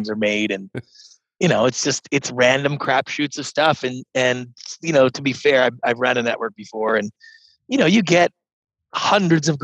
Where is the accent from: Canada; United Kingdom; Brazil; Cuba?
Canada; moved away as an adult; now in United States; I grew up in Canada as a serial entrepreneur